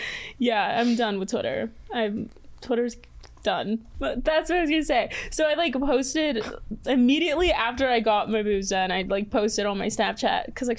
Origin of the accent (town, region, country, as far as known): Mexico City, Mexico; born or raised there; moved away; also born or lived in Texas / Pembroke Pines, Florida